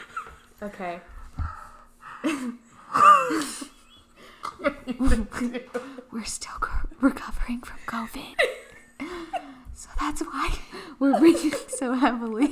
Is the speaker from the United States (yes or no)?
yes; Texas, United States; moved away as an adult; now in Oklahoma City, United States; I'm actually originally from Texas, but I moved to Oklahoma for school